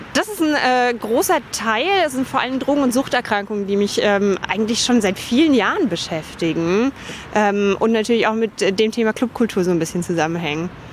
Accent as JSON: {"language": "German", "town": "Dachau", "region": "Bavaria", "country": "Germany", "tie": "born or raised there", "also_born_or_lived": "Munich", "moved": "yes", "lives_now": "Berlin, Germany", "said": "Ich bin in München geboren und im Dachauer Hinterland aufgewachsen, in Dachau zur Schule gegangen."}